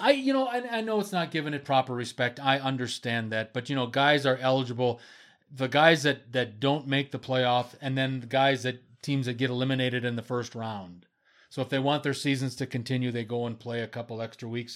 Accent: Wisconsin, United States; my home state, Bucks

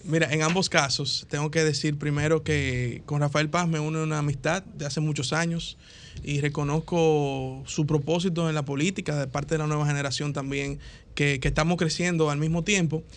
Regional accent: Dominican Republic; lo digo como ciudadano dominicano

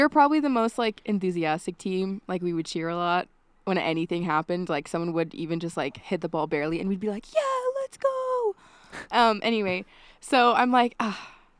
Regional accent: Eden, Utah, United States; now in Logan, United States; I'm from a small town called Eden, Utah

